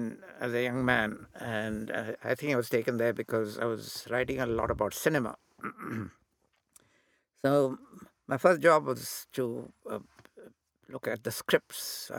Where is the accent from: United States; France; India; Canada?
India; accent: Indian; So I deliberately to Indianize my accent, which stuck.